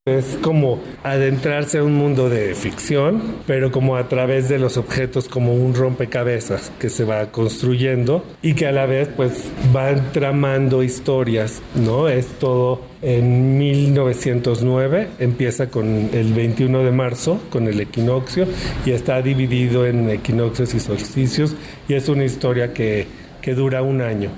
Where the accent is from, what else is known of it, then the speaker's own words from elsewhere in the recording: Mexico; esta identidad que nos marca como mexicanos